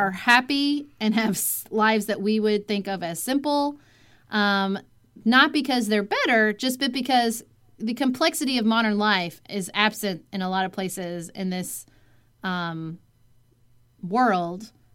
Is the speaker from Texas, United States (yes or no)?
no; Paducah, Kentucky, United States; moved away as an adult; also born or lived in Washington, D.C.; my hometown of Paducah, Kentucky